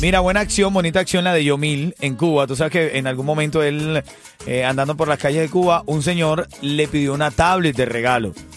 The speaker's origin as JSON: {"language": "Spanish", "country": "Venezuela", "said": "soy venezolano"}